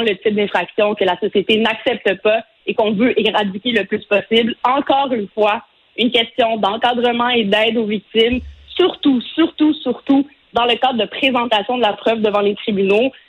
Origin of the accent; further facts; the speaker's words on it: Quebec, Canada; chez nous au Québec